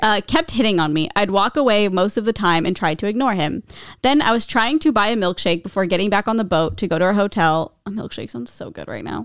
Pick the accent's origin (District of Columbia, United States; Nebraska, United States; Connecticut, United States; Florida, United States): Nebraska, United States; Omaha; I'm from Nebraska